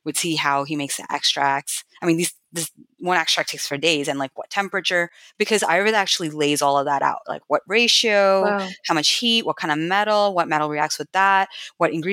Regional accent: United States; also born or lived in New York / India / Kerala; growing up in America

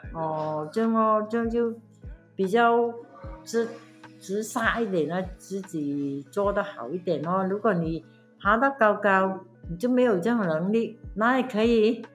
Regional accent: Pahang, Malaysia; 我在，呃，巴夯出生的

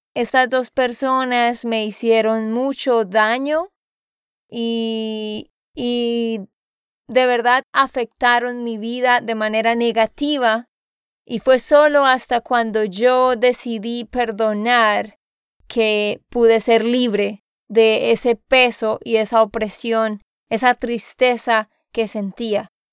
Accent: Santander, Colombia; de Santander, Colombia

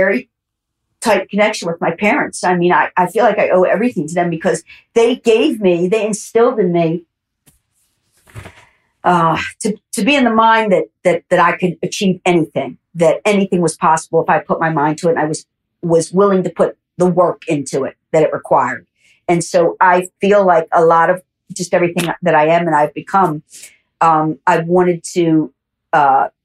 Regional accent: Baltimore, Maryland, United States; moved away as an adult; also born or lived in Dundalk, Maryland; now in Los Angeles, United States; I moved them from Baltimore, which is where I grew up

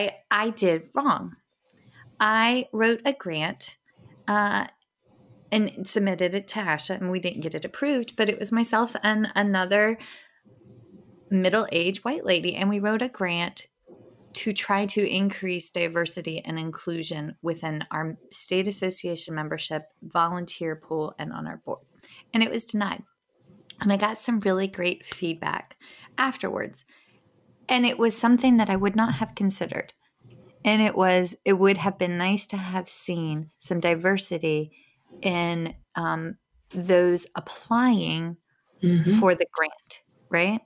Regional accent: White Oak, Virginia, United States; I grew up in White Oak, Virginia, which is outside of Fredericksburg

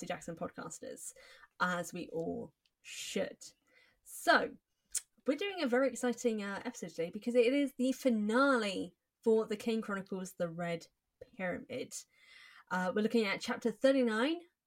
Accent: England, United Kingdom; we are English

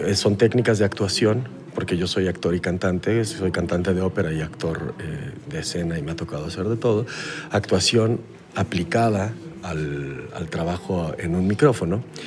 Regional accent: Mexico; yo soy de México

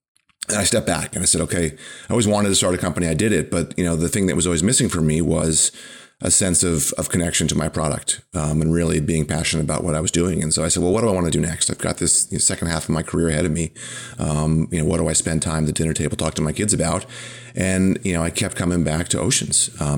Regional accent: Wickford, Rhode Island, United States; I grew up in Wickford.

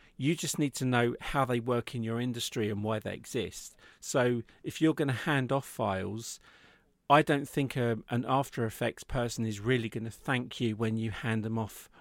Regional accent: England, United Kingdom; we're in the U K. I'm English

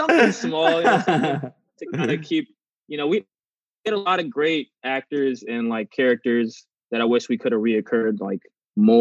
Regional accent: Los Angeles, California, United States; also born or lived in Torrance, California; I was born in Torrance, California, but I went to school in South

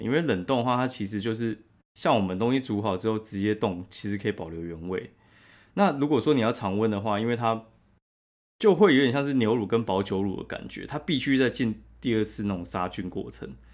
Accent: Taiwan; 我们台湾人超喜欢吃补的

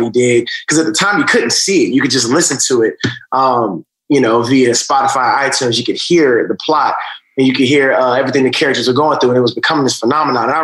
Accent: Atlanta, Georgia, United States; also born or lived in Augusta, Georgia; Georgia, right outside of Atlanta. I was born in Augusta. My mom moved to uh, Atlanta when I, I, think I was about four. And uh, so that's that's where I grew up in. I mean, you know, grew up in, in, in a regular, you know, black household, you know, a single parent situation.

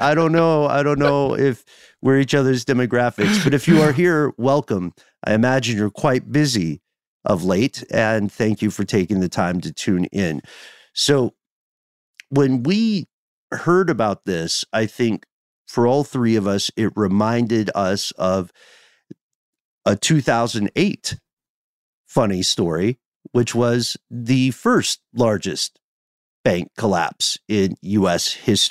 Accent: Tennessee, United States; We're going to give you some disturbing stuff about my home state of Tennessee, which is never in the news for a good reason.

